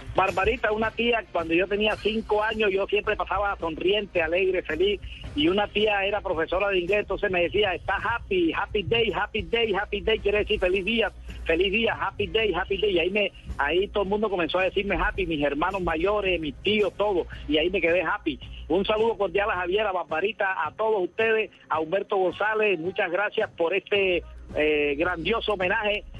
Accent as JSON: {"language": "Spanish", "region": "Córdoba", "country": "Colombia", "tie": "born or raised there", "said": "para Córdoba, para mi tierra natal"}